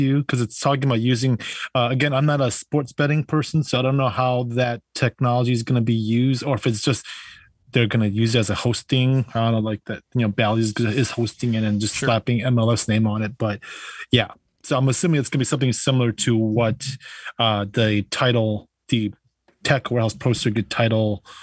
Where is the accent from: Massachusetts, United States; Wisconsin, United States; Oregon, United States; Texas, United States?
Wisconsin, United States; they're from my neck of the woods, from my home state here.